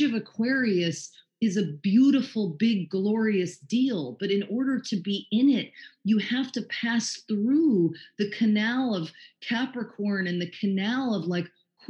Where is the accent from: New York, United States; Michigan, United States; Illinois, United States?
New York, United States; New York City; now in Los Angeles, United States; we're from New York City